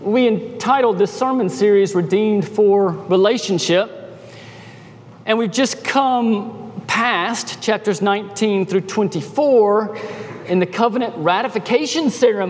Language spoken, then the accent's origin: English; United States; moved away; also born or lived in Peru; being American citizens